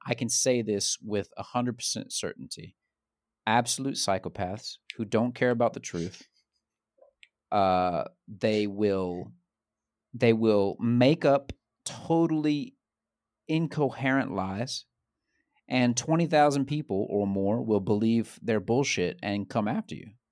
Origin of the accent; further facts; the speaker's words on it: Central Georgia, United States; moved away; I'm from Central Georgia.